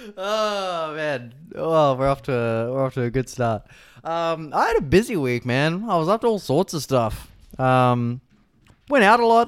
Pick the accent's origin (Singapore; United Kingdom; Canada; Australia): Australia; Victoria; moved away; growing up in Victoria